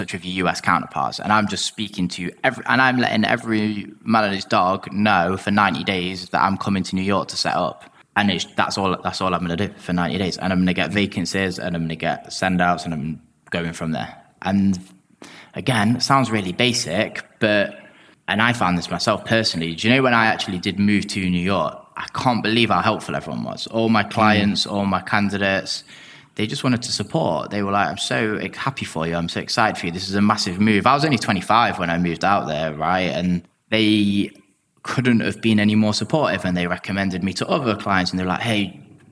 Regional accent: England, United Kingdom; I'm English

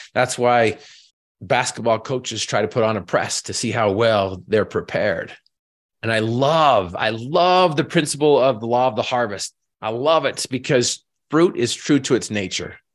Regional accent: Northern Utah, United States; I was raised in Northern Utah

